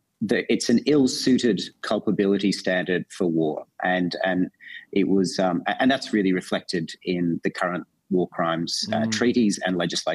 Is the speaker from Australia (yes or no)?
yes; Australia; I'm an Australian first